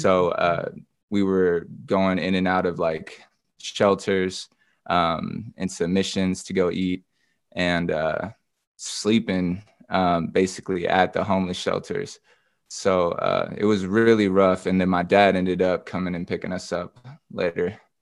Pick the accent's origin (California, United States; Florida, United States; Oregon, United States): Oregon, United States; Grants Pass; also born or lived in Portland, Oregon; now in Atlanta, United States; I was born and raised in Grants Pass, Oregon.